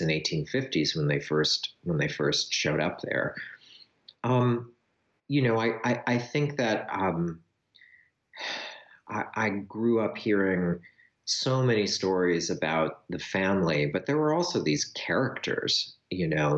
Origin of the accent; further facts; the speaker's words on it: rural Wisconsin, United States; moved away as an adult; also born or lived in Winona, Minnesota; my childhood in Wisconsin, in very rural Wisconsin, growing up on a farm